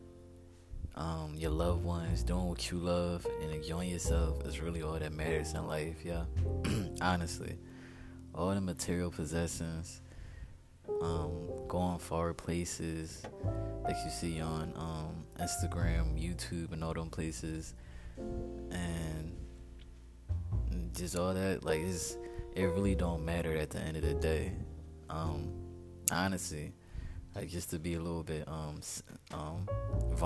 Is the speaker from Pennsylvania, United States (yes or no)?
yes; Philadelphia, Pennsylvania, United States; moved away as an adult; now in Houston, United States; I'm from Philadelphia, but I moved to the greater area of Philadelphia